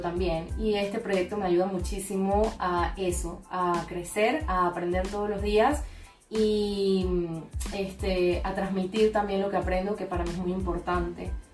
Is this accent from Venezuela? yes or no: yes; Venezuela; now in Panama; tanto en mi país, en Venezuela, como acá en Panamá